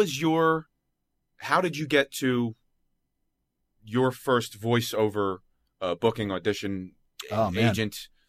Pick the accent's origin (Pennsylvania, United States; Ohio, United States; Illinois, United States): Pennsylvania, United States; Philadelphia; I'm from Philadelphia